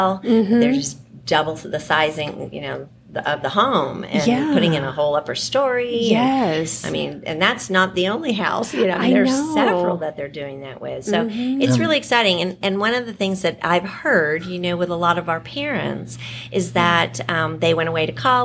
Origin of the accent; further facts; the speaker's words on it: New England, United States; moved away as an adult; now in Richardson, United States; I grew up in New England